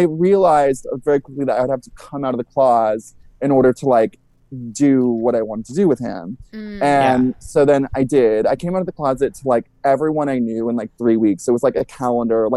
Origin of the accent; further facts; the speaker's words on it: Ventura, California, United States; I grew up in this like little fun, flirty Southern California beach town